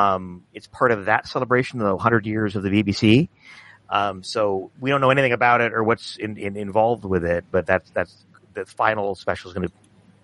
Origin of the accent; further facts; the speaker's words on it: United States; as an American growing up in the 70s and 80s